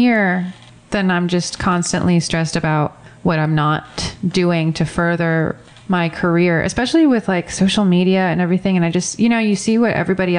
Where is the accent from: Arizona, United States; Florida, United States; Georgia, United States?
Florida, United States; now in Los Angeles, United States; I'm from Florida.